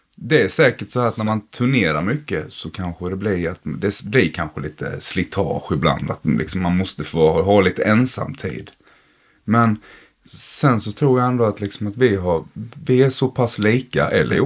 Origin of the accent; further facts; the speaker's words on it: Blekinge, Sweden; jag kom från Blekinge